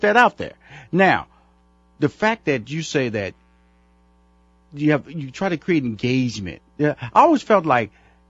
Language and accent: English; Houston, Texas, United States; Now, I'm from Houston, Texas, and I know in Houston, Texas, craft brewing is huge.